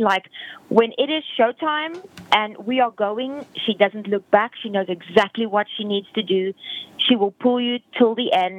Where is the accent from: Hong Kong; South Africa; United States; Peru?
South Africa; moved away; I'm originally from South Africa